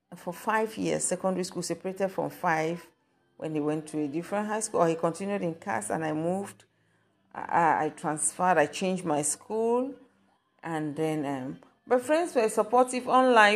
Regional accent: Kumba, Southwest Region, Cameroon; now in Germany; I'm from Cameroon. So God's, God sent me to Cameroon to my home city, Kumba.

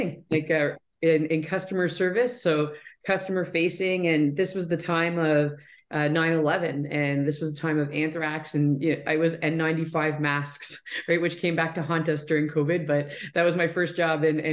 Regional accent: Southwestern Ontario, Canada; I'm from Southwestern Ontario. So I grew up in Wallsbrooks, just about an hour south of London.

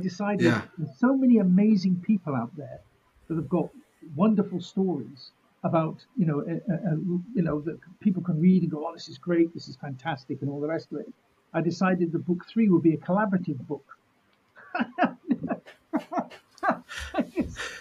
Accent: United Kingdom; we're British

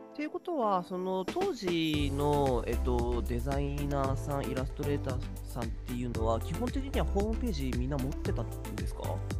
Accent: Kanto, Japan; 関東出身だけど

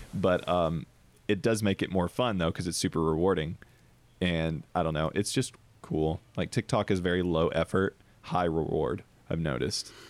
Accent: Deep South, United States; I grew up in the Deep South, Bible Belt

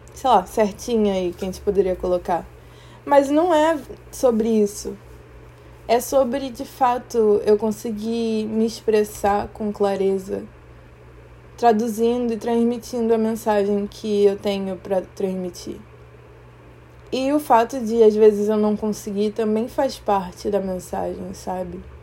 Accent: Rio de Janeiro, Brazil; first language Portuguese; also born or lived in Maputo, Mozambique; eu sou moçambicana e criada aqui no Brasil, no Rio de Janeiro. E assim, eu vim pra cá com oito meses de idade

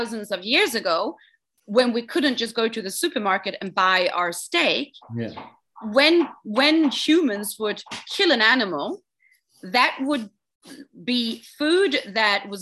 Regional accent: Sweden; moved away as an adult; also born or lived in south of France; now in Bali, Indonesia; I was born and brought up in Sweden

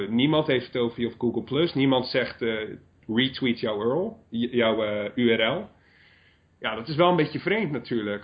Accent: Brielle, South Holland, Netherlands; moved away as an adult; Brielen is gewoon waar ik vandaan kom. Ik heb daar de eerste twee decennia van mijn leven doorgebracht

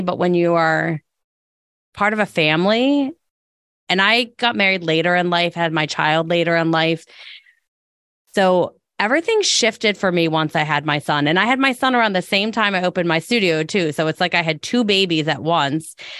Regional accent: Delaware County, Pennsylvania, United States; also born or lived in Philadelphia; being from Delco and being back in Delco

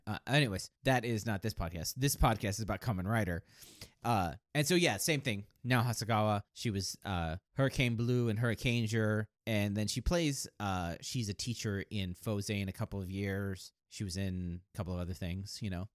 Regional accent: United States; as an American

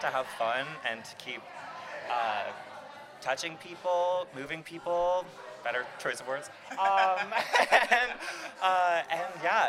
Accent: Nanaimo, British Columbia, Canada; I'm from Nanaimo

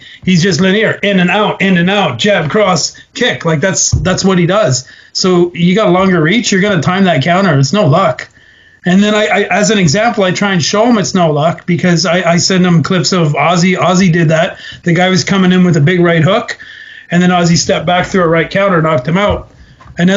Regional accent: Alberta, Canada; moved away; also born or lived in Ontario; I was from Alberta and I had my first couple fights there, I had a following

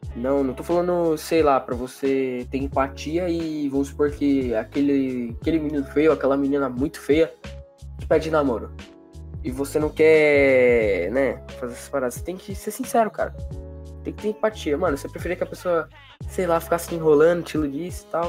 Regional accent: São Paulo, Brazil; eu sou de São Paulo

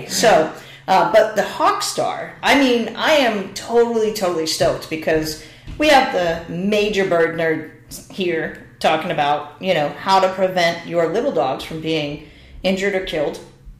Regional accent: New York, United States; I will never forget, because y'all know I came from New York, for our listeners, you know.

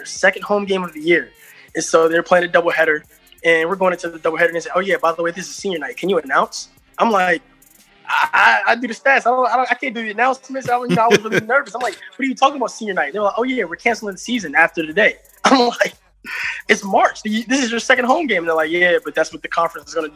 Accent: Sterling, Virginia, United States; moved away as an adult; also born or lived in Petersburg, Virginia; now in Washington, D.C., United States; I'm from Sterling, Virginia, born and raised. I currently live in Washington, D.C.

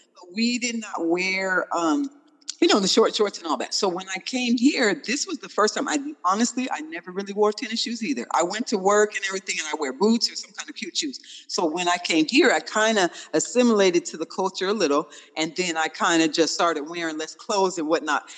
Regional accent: Tacoma, Washington, United States; We are actually from Tacoma, Washington

